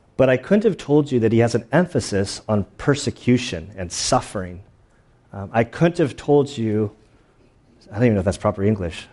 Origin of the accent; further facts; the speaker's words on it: United States; us as American Christians